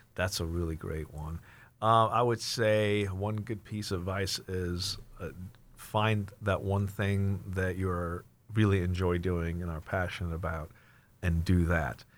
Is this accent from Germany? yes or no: yes; Germany; moved away; also born or lived in Plano, Texas, United States / Washington, United States; I was born and raised in Germany, but then was transplanted, uh, transplanted to Texas, so I kinda consider myself a Texan by, by default.